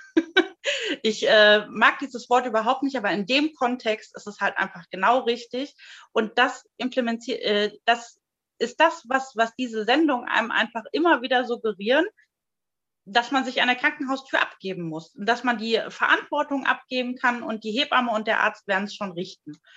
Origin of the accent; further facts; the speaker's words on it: Germany; bei uns in Deutschland